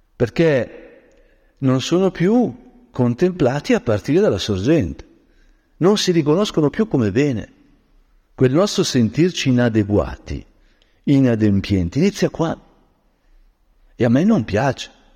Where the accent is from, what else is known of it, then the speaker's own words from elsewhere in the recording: Brianza, Lombardy, Italy; da Brianzolo